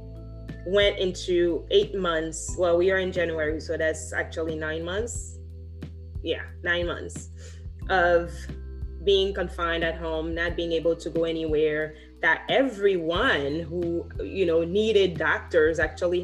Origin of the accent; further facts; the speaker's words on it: Haiti; moved away; I grew up in Haiti